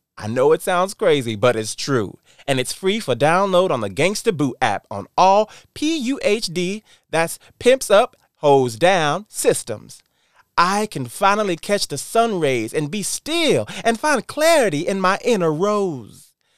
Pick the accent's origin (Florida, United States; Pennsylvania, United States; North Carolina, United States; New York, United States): North Carolina, United States; born and raised in North Carolina, which makes me a Southern boy at heart